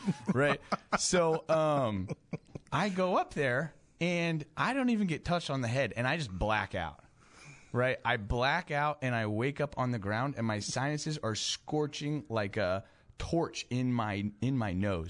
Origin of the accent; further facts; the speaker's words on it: Tulsa, Oklahoma, United States; I grew up in Tulsa